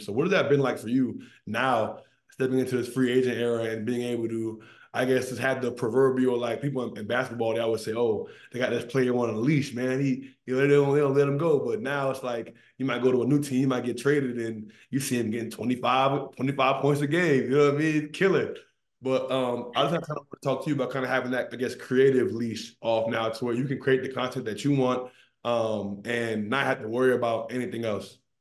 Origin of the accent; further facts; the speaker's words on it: Maryland, United States; I'm an East Coast guy. I'm from Maryland.